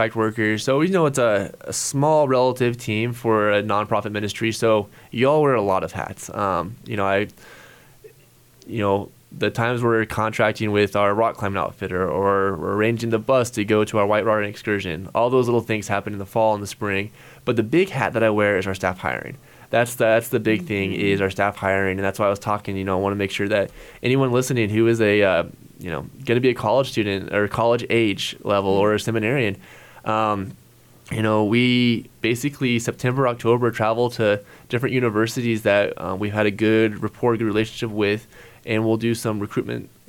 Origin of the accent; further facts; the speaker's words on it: Hays, Kansas, United States; still live in Hayes, my hometown